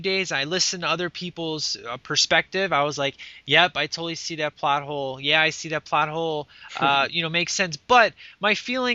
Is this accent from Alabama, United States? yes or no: no; Chicago, Illinois, United States; my hometown